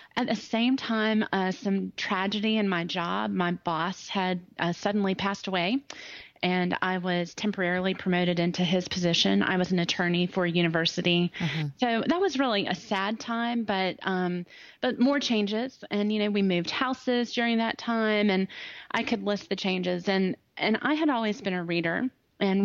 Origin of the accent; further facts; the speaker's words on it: Greenville, South Carolina, United States; also born or lived in Ohio; I'm from Greenville, South Carolina. Um, my accent, I mean, I, I, was born in Ohio, so this accent was developed, but I've lived in Greenville for um, a long time now 30 something years on since, and off.